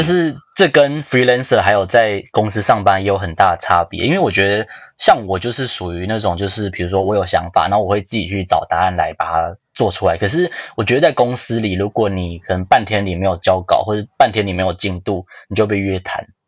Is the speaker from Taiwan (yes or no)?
yes; Taiwan; moved away as an adult; also born or lived in Shanghai, China / United Kingdom / United States; 我们台湾人